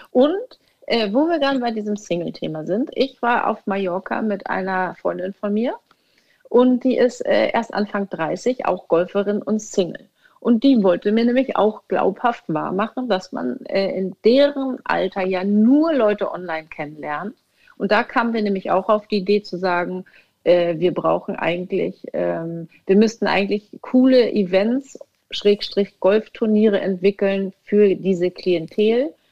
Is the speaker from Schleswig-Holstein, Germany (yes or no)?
yes; Wentorf, Schleswig-Holstein, Germany; Also ich komme ja aus Wentorf und wir haben viele Bäume